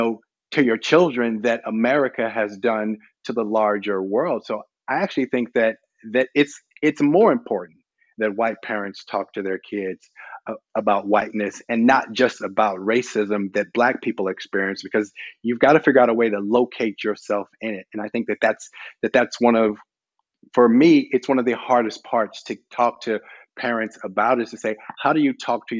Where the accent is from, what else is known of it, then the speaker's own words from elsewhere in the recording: Shreveport, Louisiana, United States; moved away; also born or lived in Little Rock, Arkansas / Colorado; I'm from the South. I was born in Little Rock, Arkansas. I spent most of my adolescence in Louisiana in a small rural city called Shreveport